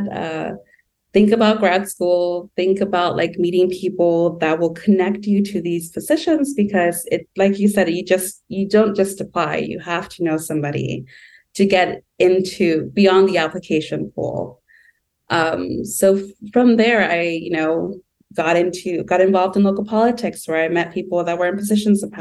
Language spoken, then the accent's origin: English; Southern California, United States; also born or lived in Bay Area, California; I'm from Southern California. I come from Mexican migrant parents.